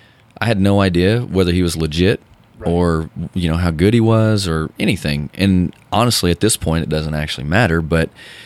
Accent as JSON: {"language": "English", "town": "Bixby", "region": "Oklahoma", "country": "United States", "tie": "born or raised there", "said": "I mean, I grew up in Bixby, and it was rural."}